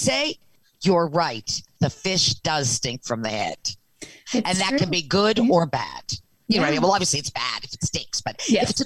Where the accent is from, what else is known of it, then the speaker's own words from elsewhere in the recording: the Maritimes, Canada; I'm from the Maritimes